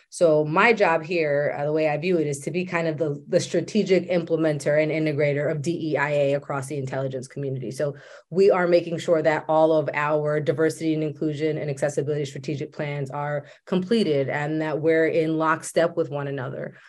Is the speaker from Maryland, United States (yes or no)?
yes; Maryland, United States; I was raised in Maryland.